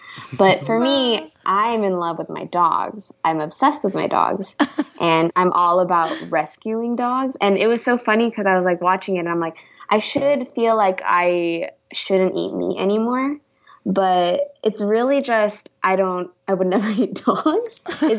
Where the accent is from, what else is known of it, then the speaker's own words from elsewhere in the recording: the Bay Area, California, United States; moved away as an adult; also born or lived in Los Angeles, California / Millbrae, California / Cupertino, California; now in Atlanta, United States; I am from the Bay, lived in L.A., and now I'm in the A.